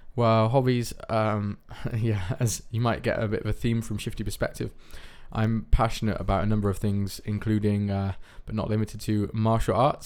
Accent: United Kingdom; now in Netherlands; I'm from the United Kingdom

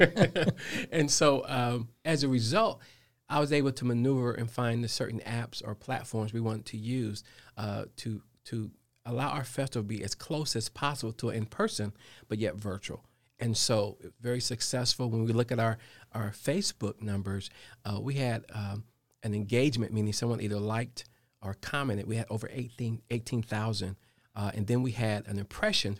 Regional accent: Dayton, Ohio, United States; now in Charlotte, United States; I'm from Dayton, Ohio

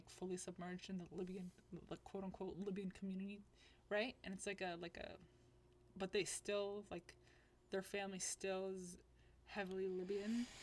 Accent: Atlanta, Georgia, United States; moved away as an adult; now in California, United States; I was born in Atlanta, Georgia.

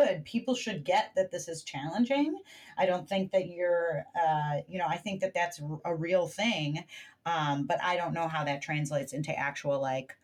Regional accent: United States; as an American

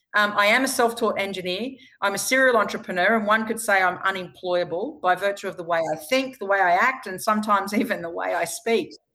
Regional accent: Queensland, Australia; right here in my home state in Queensland

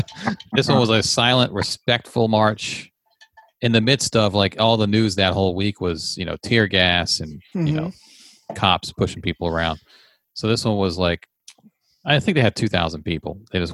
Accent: Leesburg, United States; Leesburg, which is my hometown

